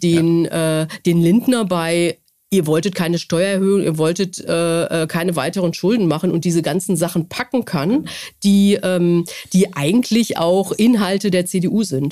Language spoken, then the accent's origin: German; North Rhine-Westphalia, Germany; ich komme ja auch aus Nordrhein-Westfalen